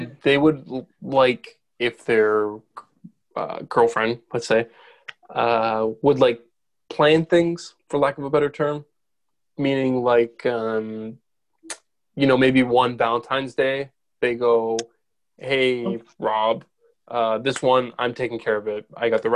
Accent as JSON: {"language": "English", "country": "Canada", "said": "I was from Canada."}